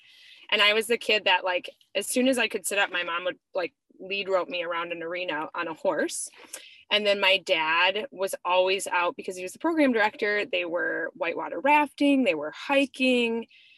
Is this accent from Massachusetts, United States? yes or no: no; Etna, California, United States; I was born in Southern California, but then we moved to Etna, California, where my parents managed a Christian ranch. So I grew up, my first 4 years of life were spent on a ranch.